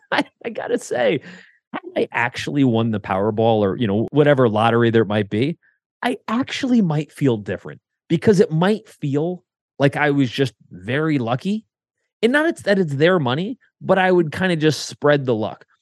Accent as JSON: {"language": "English", "region": "Connecticut", "country": "United States", "tie": "born or raised there", "moved": "yes", "lives_now": "Columbus, United States", "said": "I grew up in Connecticut"}